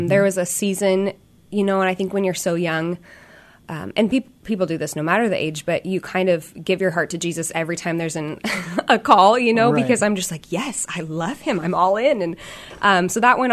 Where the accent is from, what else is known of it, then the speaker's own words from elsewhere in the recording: Olympia, Washington, United States; I grew up in Olympia, so state capital